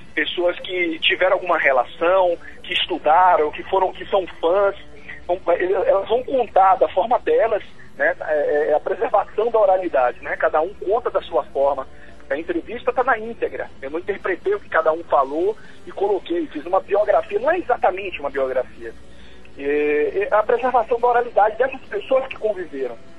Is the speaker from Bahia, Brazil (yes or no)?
yes; Salvador, Bahia, Brazil; now in Brasília, Brazil; eu sou de Salvador